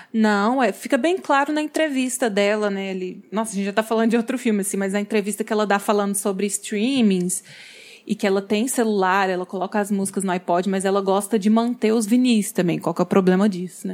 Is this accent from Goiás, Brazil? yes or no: yes; Goiás, Brazil; eu, que sou goiana